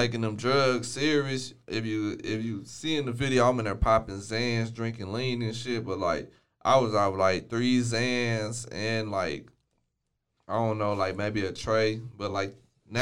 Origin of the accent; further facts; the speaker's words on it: Waco, Texas, United States; I've been from Waco my whole life. I ain't never moved up out this bit